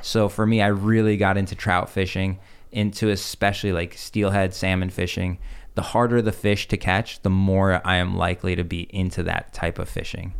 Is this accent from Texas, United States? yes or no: no; Chicago, Illinois, United States; also born or lived in Russia; coming from an im-, immigrant family, we, I remember grow-, growing up in Chicago